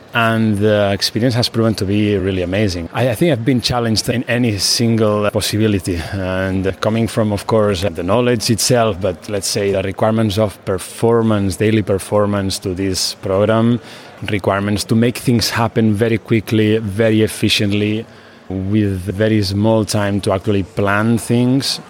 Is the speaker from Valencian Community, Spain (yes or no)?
no; Barcelona, Catalonia, Spain; I am from Barcelona, Spain